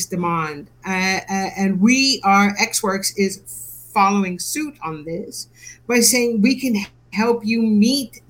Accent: United States; moved away as an adult; now in United Kingdom; my heart is from the U.S. I moved to the U.K., some years ago. So I'm an American, moved to the UK

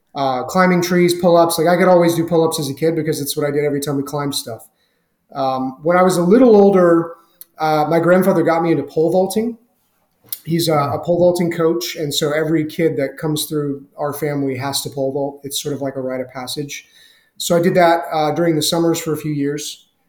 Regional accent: Southeast, United States; I grew up in the Southeast. I bounced around a lot as a kid because my dad was in the Navy, and everywhere we ended up living was generally pretty rural

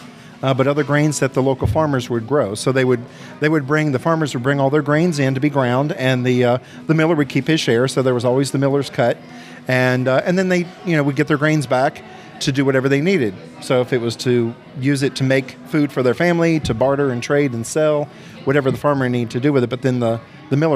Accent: Shenandoah Valley, Virginia, United States; now in Sevier County, Tennessee, United States; where I grew up in Virginia, in the Shenandoah Valley in Virginia

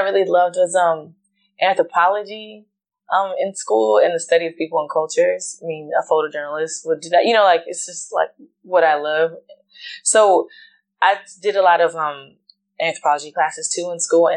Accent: Richmond, Virginia, United States; I grew up in Richmond, Virginia

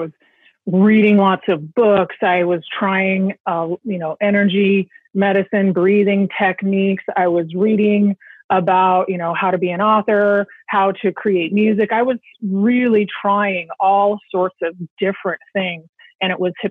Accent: Pacific Northwest, United States; also born or lived in Silicon Valley; I grew up in the Pacific Northwest

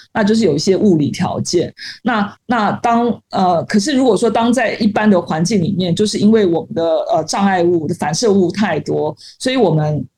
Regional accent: Taiwan; moved away as an adult; now in Shanghai, China; 作为一个台湾人，觉得山很多嘛

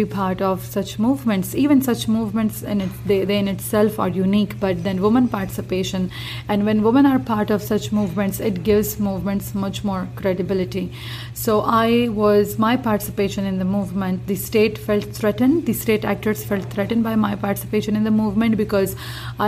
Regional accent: Khyber Pakhtunkhwa, Pakistan; moved away; also born or lived in Peshawar / Islamabad; I come from the Khyber Pakhtunkhwa province of Pakistan

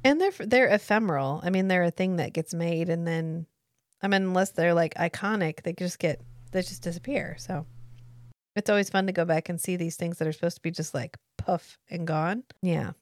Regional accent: the American South, United States; I am from the American South.

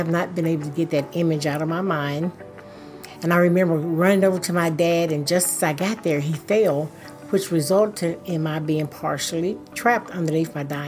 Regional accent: White House, Tennessee, United States; I grew up in White House, Tennessee

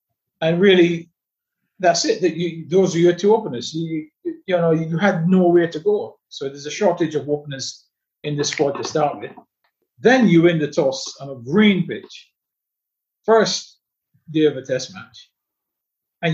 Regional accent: England, United Kingdom; I know exactly how long it really took me to acclimatize as an English player to conditions in Australia

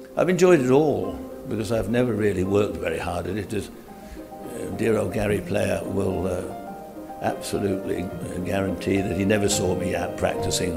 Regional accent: England, United Kingdom; I'm an Englishman

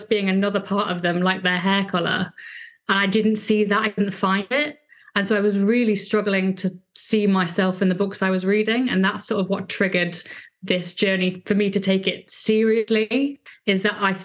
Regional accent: Lancashire, North West England, United Kingdom; I grew up in Lancashire

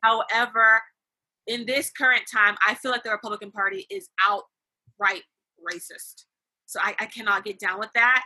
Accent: California, United States; I'm from California

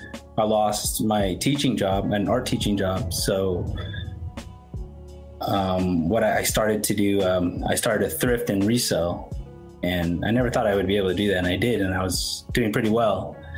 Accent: Philippines; And I'm Filipino, so recently people have been saying it's actually in the Philippines.

